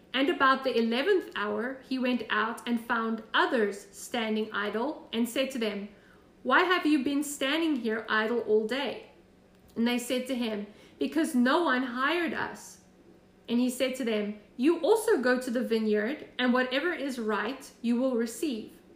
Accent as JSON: {"language": "English", "region": "Florida", "country": "United States", "said": "I'm from Florida"}